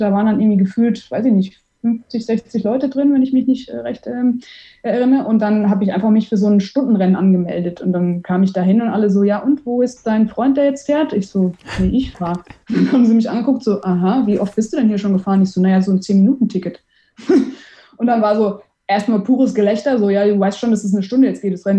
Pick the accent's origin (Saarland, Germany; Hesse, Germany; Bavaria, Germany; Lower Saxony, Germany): Hesse, Germany; Offenbach am Main; also born or lived in Heidelberg; now in Frankfurt, Germany; Also ich bin gebürtige Offenbacherin